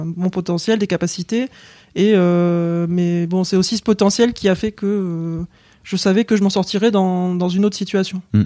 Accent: England, United Kingdom; moved away; je suis né en Angleterre. En fait, je suis anglaise d'origine. J'ai la double nationalité. Euh, papa anglais, maman française.

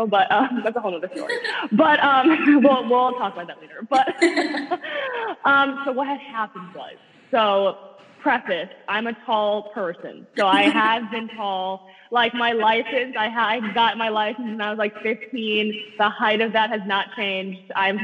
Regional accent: South Florida, United States; I'm from South Florida.

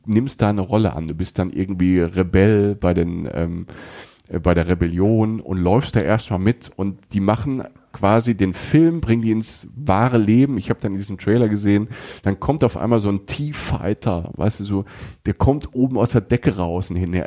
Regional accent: Germany; als Deutscher

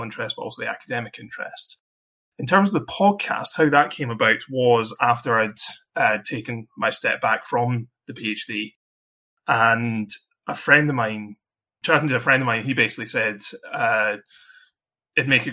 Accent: Scotland, United Kingdom; I'm Scottish

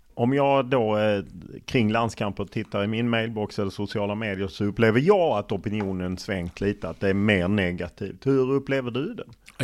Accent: Skåne, Sweden; som skåning

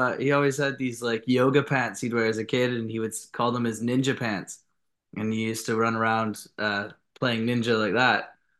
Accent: Canada; also born or lived in Tokyo, Japan; Like, we grew up like in Canada. We also grew up in Tokyo as well, like in Japan.

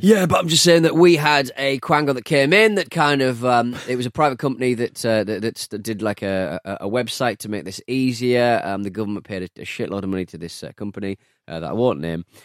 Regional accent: Hartlepool, North East England, United Kingdom; my hometown of Hartlepool

